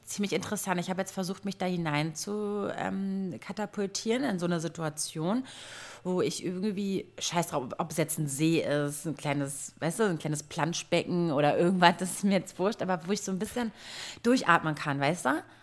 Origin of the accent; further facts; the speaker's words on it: Berlin, Germany; als Berliner Girl, Göre